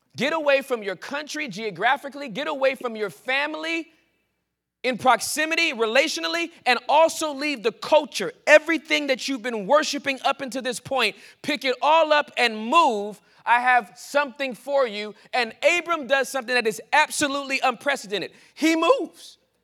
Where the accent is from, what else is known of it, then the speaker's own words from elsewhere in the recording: Southern California, United States; moved away as an adult; also born or lived in Texas; I was born and raised in Southern California